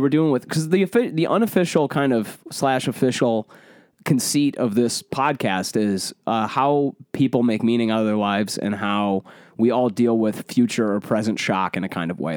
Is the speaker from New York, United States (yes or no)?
no; Michigan, United States; I say pop 'cause I grew up in Michigan.